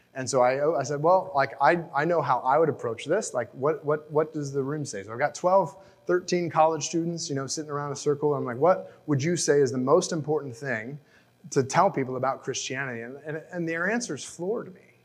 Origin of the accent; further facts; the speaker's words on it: United States; as an American